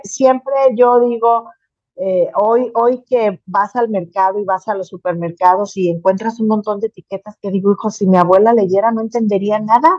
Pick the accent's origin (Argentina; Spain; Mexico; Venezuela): Mexico